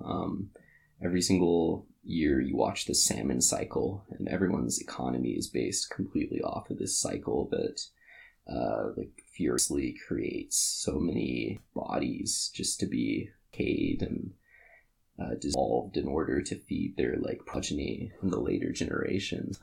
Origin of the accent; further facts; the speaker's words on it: Kodiak, Alaska, United States; moved away; I grew up in Kodiak, Alaska